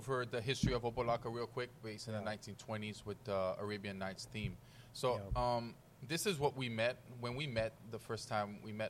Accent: Haiti; moved away; also born or lived in Miami Lakes, Florida; I grew up in Miami Lakes. My family had a house out there. So I grew up in Haiti, but our vacation home that we had was in Miami Lakes

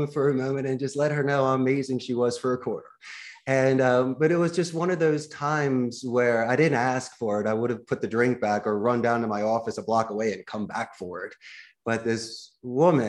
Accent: Philadelphia, Pennsylvania, United States; accent: Philly; now in Costa Rica; my Philly accent

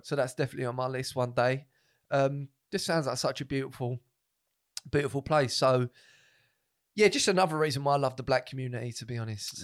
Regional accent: Essex, East of England, United Kingdom; I'm from Essex

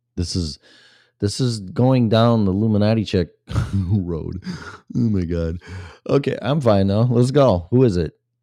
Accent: Illinois, United States; moved away; when I was in Illinois, my home state for Christmas with my family

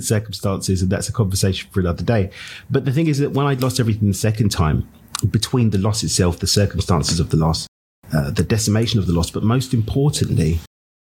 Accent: London, United Kingdom; now in Cabo San Lucas, Mexico; I'm from East London in the UK. I get to call Cabo Mexico home.

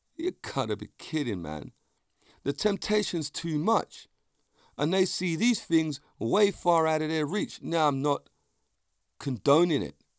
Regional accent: London, United Kingdom; also born or lived in Vauxhall, London; Clapham's a place I grew up in. It's my hometown

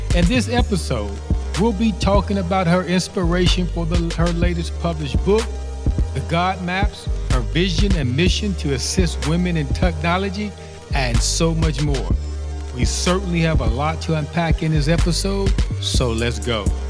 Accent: Chicago, Illinois, United States; another Chicagoan

